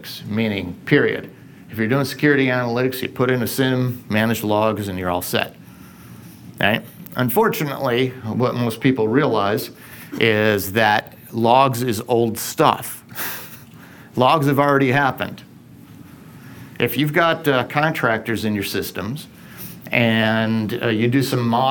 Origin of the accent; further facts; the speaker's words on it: Binghamton, New York, United States; I grew up in Binghamton, New York